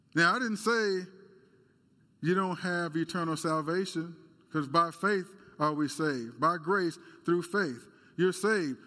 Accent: United States; As Americans

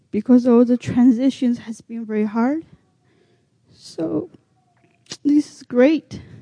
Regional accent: China; English is a second language; moved away as an adult; now in United States; I'm a minority from China. Grew up learning speak Chinese.

